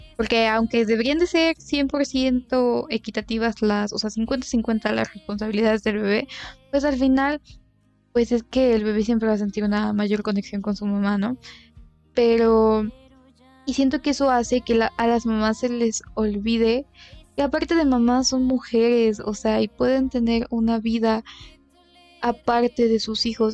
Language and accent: Spanish; Mexico; somos de México